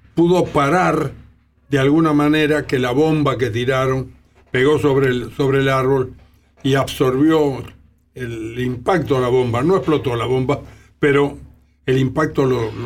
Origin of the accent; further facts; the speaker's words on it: Santos Lugares?, Tres de Febrero Partido, Buenos Aires Province, Argentina; yo vivía vivo en Seis Peña, partido de 3 de febrero, soy bonaerense, me enorgullezco